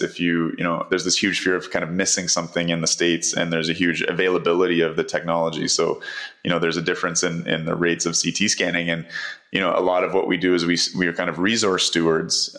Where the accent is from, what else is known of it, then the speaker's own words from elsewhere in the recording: Canada; as a Canadian